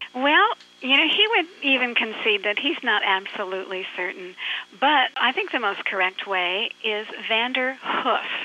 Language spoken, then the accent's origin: English; Midwest, United States; I'm from the Midwest